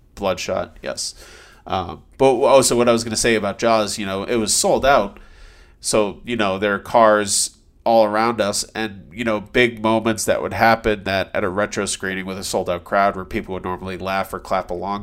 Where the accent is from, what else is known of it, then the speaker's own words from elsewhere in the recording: Massachusetts, United States; moved away; also born or lived in New York City; I'm from Massachusetts